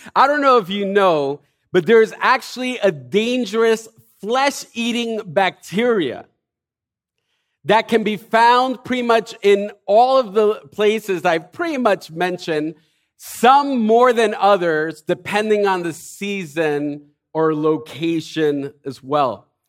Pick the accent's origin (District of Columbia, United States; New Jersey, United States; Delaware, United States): New Jersey, United States; Elizabeth; I was born and raised in Elizabeth